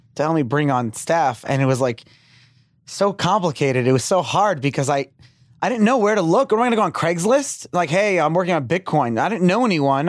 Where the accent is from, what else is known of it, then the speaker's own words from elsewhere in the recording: New York City, New York, United States; moved away; I grew up in Brooklyn, um, before I moved down here